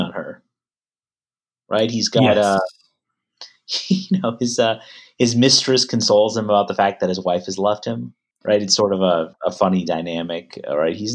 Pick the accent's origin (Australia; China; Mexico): Mexico; moved away; I was born in Mexico and kind of raised biculturally to a certain extent